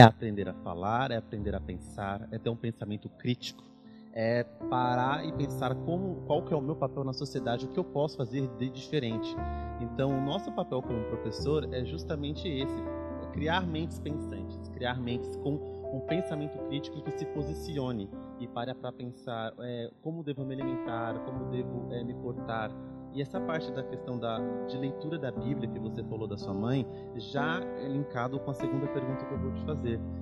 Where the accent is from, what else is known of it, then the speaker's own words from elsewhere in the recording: São Paulo, Brazil; Eles são mineiros, eu nasci em São Paulo